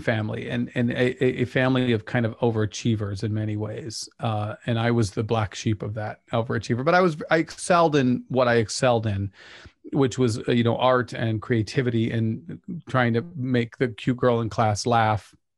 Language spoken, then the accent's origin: English; Pleasant Grove, Utah, United States; I grew up in Pleasant Grove